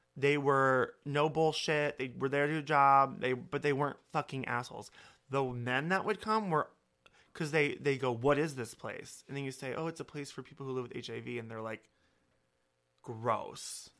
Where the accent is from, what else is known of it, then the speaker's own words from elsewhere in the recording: Holstein, Iowa, United States; moved away; also born or lived in Sioux City, Iowa; I'm from Holstein, Iowa, where, like, I had forty-two people in my class.